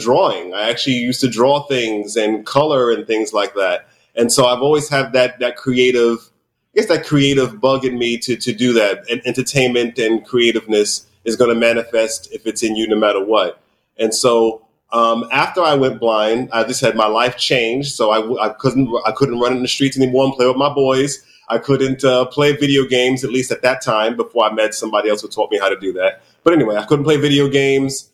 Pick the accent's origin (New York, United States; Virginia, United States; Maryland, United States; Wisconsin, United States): New York, United States; New York City; I was born in New York City in Harlem. And I grew up here in New York City